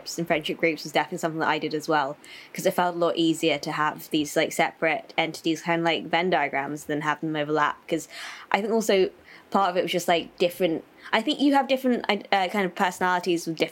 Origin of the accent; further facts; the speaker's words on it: London, United Kingdom; moved away as an adult; also born or lived in China; now in Edinburgh, United Kingdom; I was adopted from China when I was 18 months and grew up in London, but I'm currently based in Edinburgh.